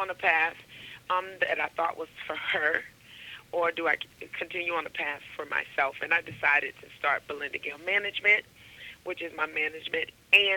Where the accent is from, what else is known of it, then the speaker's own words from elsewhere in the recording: Coaling, Alabama, United States; also born or lived in Tuscaloosa, Alabama; now in Huntsville, United States; I grew up in Coaling, Alabama. That's close to Vance, where now Mercedes-Benz is made very, very popular. So that is where I was born and raised